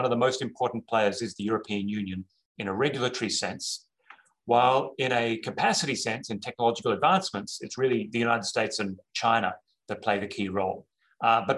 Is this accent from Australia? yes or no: yes; Australia; moved away; also born or lived in New York; I say this as an Australian